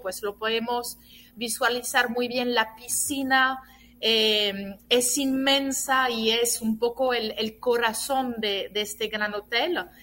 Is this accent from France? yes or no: yes; France; now in Dominican Republic; nací, en Francia y como, como siempre digo, aún haber nacido en Francia y teniendo también un papá italiano, me siento dominicana de corazón